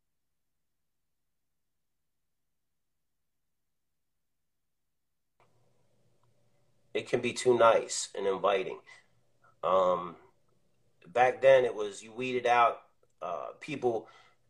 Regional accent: Baltimore, Maryland, United States; I'm from Baltimore

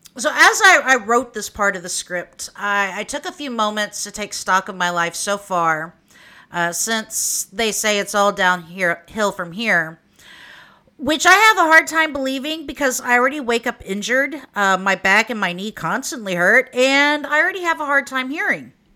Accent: Oklahoma, United States; accent: Okie; I'll keep my Okie accent

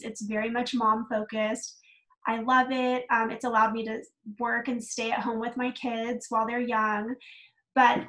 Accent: Dallas, Texas, United States; moved away as an adult; now in Phoenix, United States; I am originally from Texas. So I actually grew up in the Dallas area

